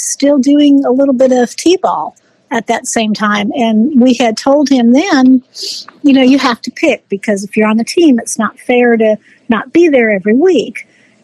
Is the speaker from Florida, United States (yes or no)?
yes; Clearwater, Florida, United States; I'm originally from the Clearwater area, Pinellas County